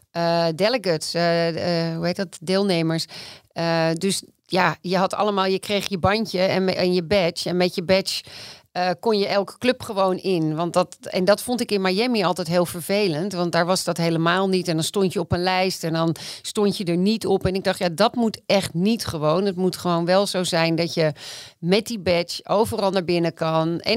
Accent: Amsterdam, North Holland, Netherlands; ik ben wel Amsterdammer

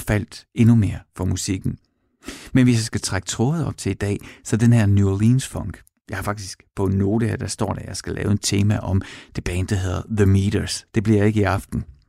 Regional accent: Horsens, Central Denmark Region, Denmark; i Mimersgade i Horsens, hvor jeg voksede op med min mor og far

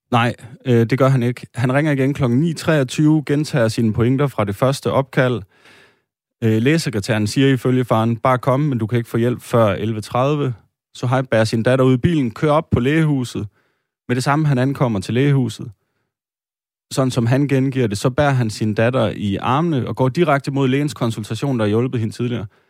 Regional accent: Denmark; Vi øh, sidder her, øh, tre etniske danskere

